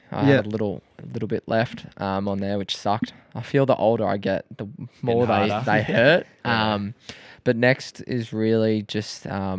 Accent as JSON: {"language": "English", "town": "Croydon Hills", "region": "Victoria", "country": "Australia", "tie": "born or raised there", "said": "Yeah, so I was like Croydon Hills."}